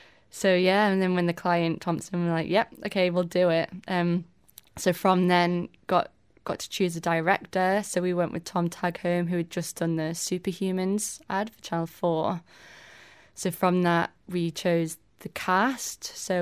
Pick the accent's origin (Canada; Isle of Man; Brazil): Isle of Man; Tramode; I was born here on the island, and then I grew up in Tramode with my fam.